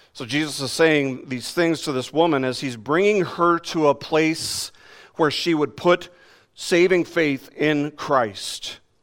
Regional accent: Las Vegas, Nevada, United States; moved away; in my years when I lived in Las Vegas, growing up in Vegas

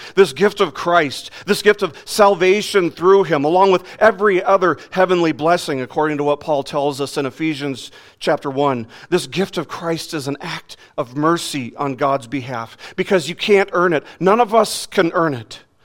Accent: Las Vegas, Nevada, United States; growing up in Las Vegas

